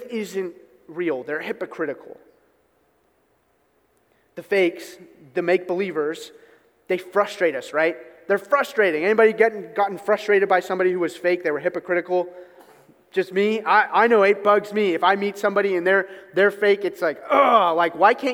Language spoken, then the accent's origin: English; Newark, United States; I grew up in Newark, so if any of you are familiar with Newark, Nottingham Road is the road I grew up on